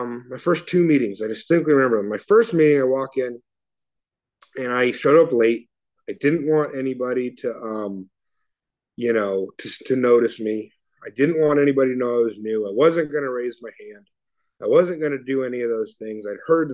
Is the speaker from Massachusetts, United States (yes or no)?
no; Oakland, California, United States; I grew up in Oakland